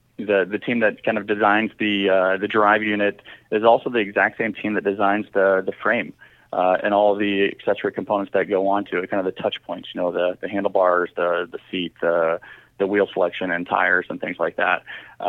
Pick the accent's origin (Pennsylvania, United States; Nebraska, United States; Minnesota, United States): Nebraska, United States; Omaha; moved away as an adult; also born or lived in Colorado; I grew up in Omaha, Nebraska